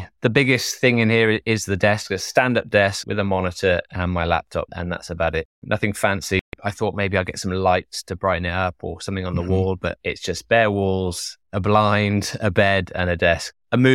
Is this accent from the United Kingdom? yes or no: yes; Wales, United Kingdom; also born or lived in Germany / Italy / London; Although I grew up in Wales primarily, we traveled around the world. So we traveled primarily in the UK, but lived in Germany for a while, in Italy.